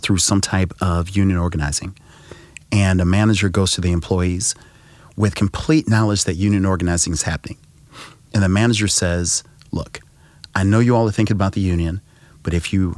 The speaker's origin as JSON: {"language": "English", "town": "Bridgeton", "region": "Missouri", "country": "United States", "tie": "born or raised there", "said": "So I grew up in Bridgeton, and my mom was a nurse at St. Mary's Health Center in Clayton."}